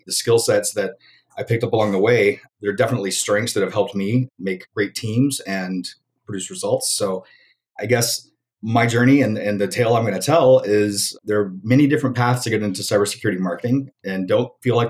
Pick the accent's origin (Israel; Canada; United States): United States; Alabama; moved away; also born or lived in Los Angeles / Chicago; They didn't know that I was from Alabama because I lost my accent somewhere along the way. I was told later that if they knew I was from Alabama, I would have never got that job.